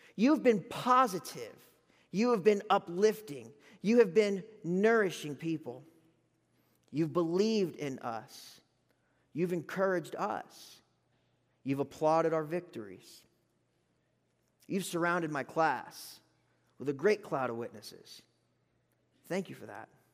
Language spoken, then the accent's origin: English; Gulf Coast of South Florida, United States; now in Lubbock, United States; I'm from the Gulf Coast of Florida